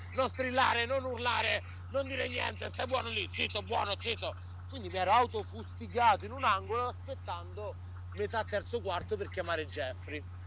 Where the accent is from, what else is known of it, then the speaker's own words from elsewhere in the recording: Sicily, Italy; now in New York, United States; i miei bisnonni erano siculi